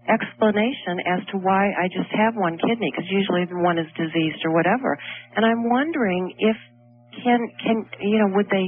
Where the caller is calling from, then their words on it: Chicago, Illinois, United States; Hi, I'm hi from Chicago.